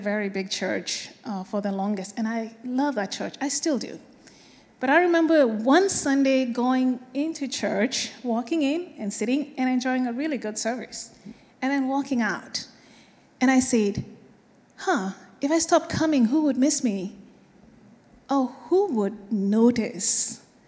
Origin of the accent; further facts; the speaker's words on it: Kenya; moved away; I am from Kenya